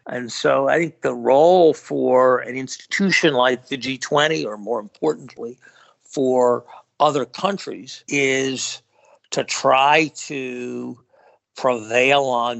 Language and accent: English; United States; as an American